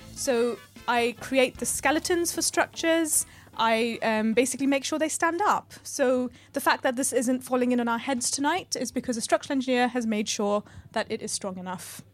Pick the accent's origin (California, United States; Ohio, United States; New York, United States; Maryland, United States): New York, United States; I grew up in New York, and, uh, it was the eighties